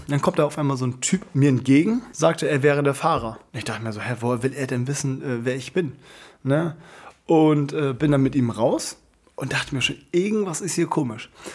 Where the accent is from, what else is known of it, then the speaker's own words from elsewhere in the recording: Germany; ich komme aus ähm, Deutschland